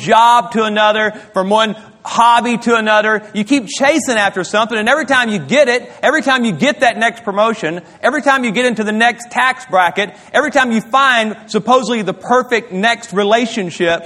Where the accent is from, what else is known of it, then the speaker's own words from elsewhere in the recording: Louisiana, United States; moved away; My wife and I, we grew up in Louisiana